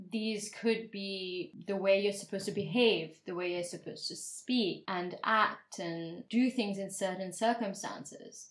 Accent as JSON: {"language": "English", "region": "Dubai", "country": "United Arab Emirates", "tie": "born or raised there", "said": "I grew up in Dubai, and so a lot of people there had all this money and wealth"}